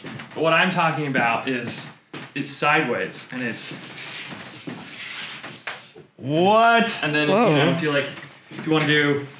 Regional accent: Bothell, Washington, United States; moved away; We're like suburban kids. Cause I'm from Bothell, Washington initially.

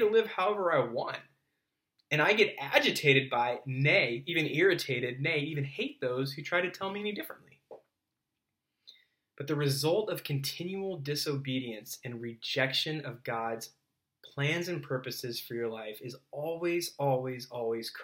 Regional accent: Southern California, United States; I grew up in Southern California, you know, started surfing at a young age

